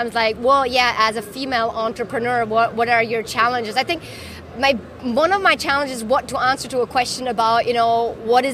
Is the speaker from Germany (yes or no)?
yes; Germany; moved away as an adult; also born or lived in France / Japan; now in Hong Kong; I'm originally from Germany.